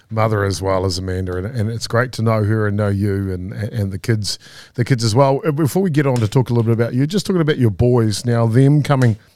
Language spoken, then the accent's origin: English; Whanganui, Manawatū-Whanganui, New Zealand; coming from from a region like uh, uh, Whanganui and, and the river and that area